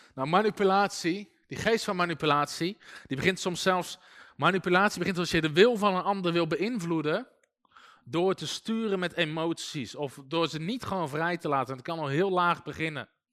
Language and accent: Dutch; Netherlands; wij denken als Nederlanders